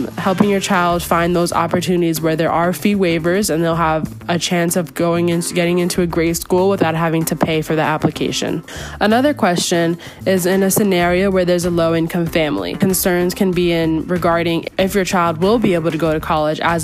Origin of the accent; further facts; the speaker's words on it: Hudson Valley, New York, United States; I'm from Hudson Valley, New York